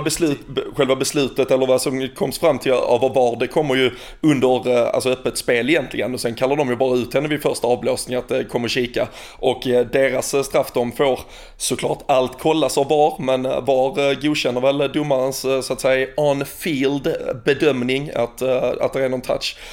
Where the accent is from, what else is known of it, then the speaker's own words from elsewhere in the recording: Sweden; som svensk